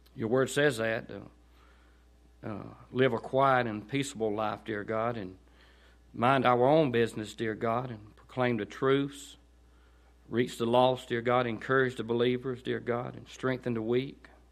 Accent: Chester, Georgia, United States; Growing up in Chester, I don't ever remember hearing the gospel

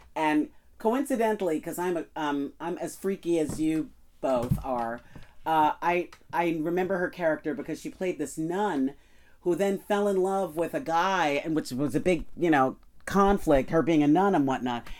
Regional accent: New York City, New York, United States; moved away as an adult; also born or lived in Manhattan / Los Angeles; I grew up in Queens.

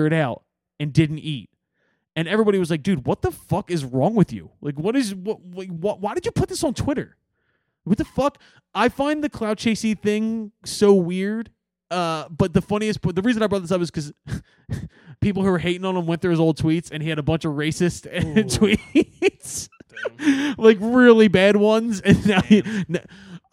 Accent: Philadelphia, Pennsylvania, United States; I'm from Northeast Philly

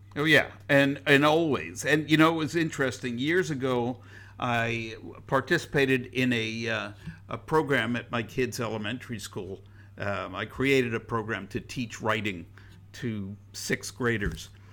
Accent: United States; I was proud to be an American

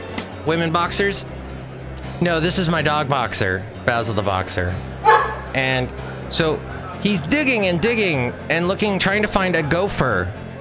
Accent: New Zealand; now in United States; Oh, I'm from New Zealand. We don't have gophers.

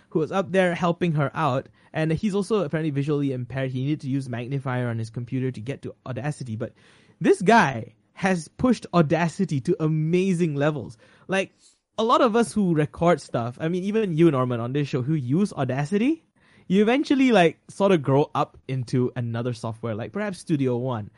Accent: Malaysia; I am a Malaysian

